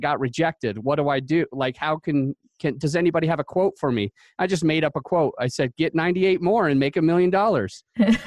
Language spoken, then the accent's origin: English; Utah, United States; I grew up in Utah